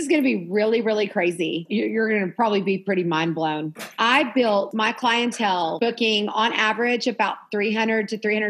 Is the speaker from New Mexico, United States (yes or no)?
yes; Lovington, New Mexico, United States; He is from the town, Lovington, that I grew up in New Mexico.